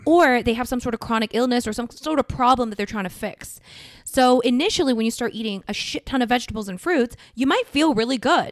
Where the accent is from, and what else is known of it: South Korea; moved away